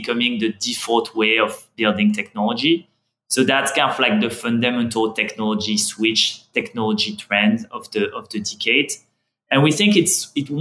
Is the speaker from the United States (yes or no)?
no; France; accent: French; English is a second language; I'm French, as you can hear from my accent.